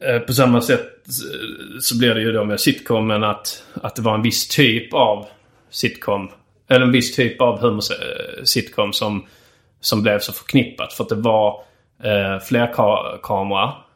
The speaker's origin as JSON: {"language": "Swedish", "country": "Sweden", "said": "som svensk"}